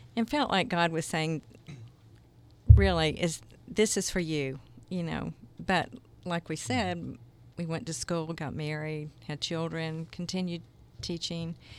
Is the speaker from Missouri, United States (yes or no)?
no; Jacksonville, Florida, United States; moved away as an adult; also born or lived in South Georgia; now in Kansas City, United States; I grew up in Jacksonville as well